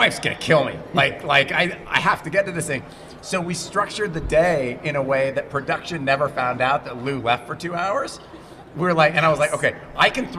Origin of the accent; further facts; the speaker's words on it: Montreal, Quebec, Canada; I'm actually from Montreal. I can speak French.